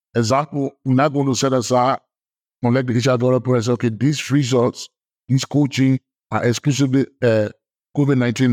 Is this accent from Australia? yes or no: no; Liberia; I'm from Liberia